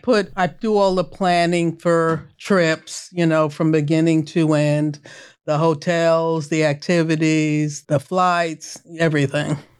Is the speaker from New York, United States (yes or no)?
yes; New York, United States; I grew up in New York.